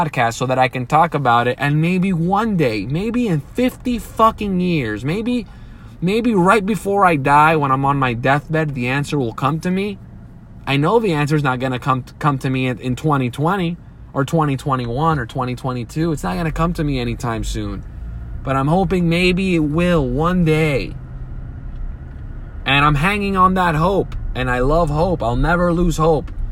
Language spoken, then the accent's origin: English; United States; this is the country I was born in. I am an American. And this is my home